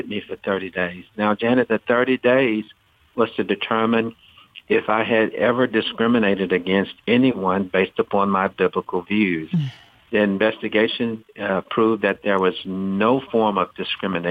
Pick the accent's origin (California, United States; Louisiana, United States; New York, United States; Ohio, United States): Louisiana, United States; Shreveport; I grew up in Shreveport, Louisiana